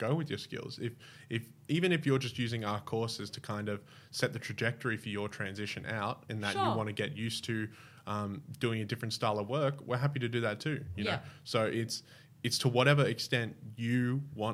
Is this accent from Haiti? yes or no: no; Bowral, New South Wales, Australia; also born or lived in Brisbane, Queensland; now in Canberra, Australia; I grew up in Bowral